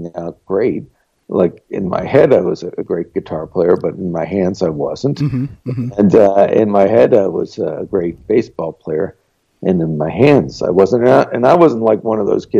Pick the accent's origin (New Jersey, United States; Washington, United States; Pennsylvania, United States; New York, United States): New York, United States; New York City; I grew up in New York City in the 60s and the 70s